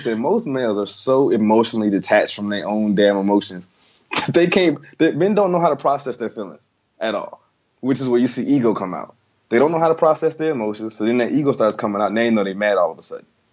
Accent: the South, United States; I'm from the South

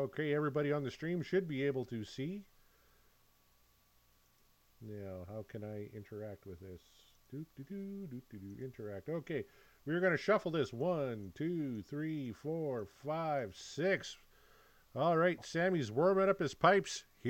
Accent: Saskatchewan, Canada; We're both from Saskatchewan.

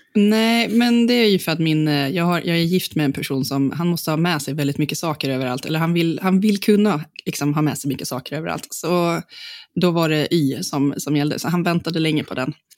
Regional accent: Gotland, Sweden; på Gotland där jag är född

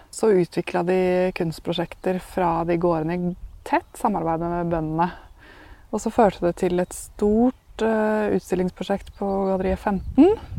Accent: Askim, Østfold, Norway; moved away; also born or lived in Oslo; jeg er født og oppvokst i Askim eller Østfold

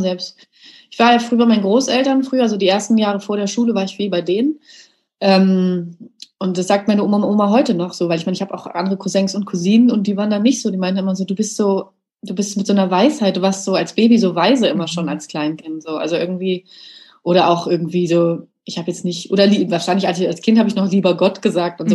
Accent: Germany; ich bin in Deutschland geboren

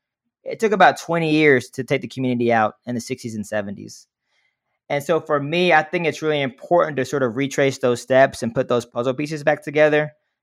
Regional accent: Montgomery, Alabama, United States; now in Tulsa, United States; I'm actually from Montgomery, Alabama, which is another city with a lot of complex racial history.

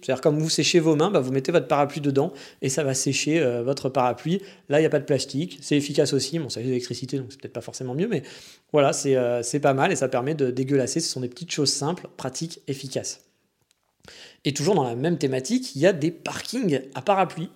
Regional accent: France; now in Japan; quand on est français

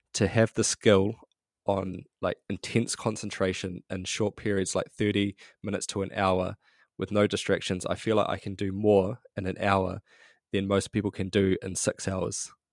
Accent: New Zealand; grew up middle class New Zealand, just a, a quite a normal upbringing

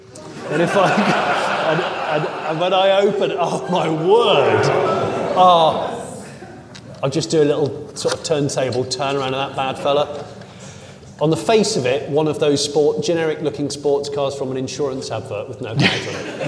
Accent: United Kingdom; I'm British, yeah.

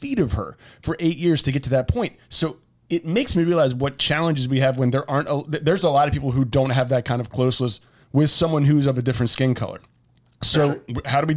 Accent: the South, United States; I was raised in the South

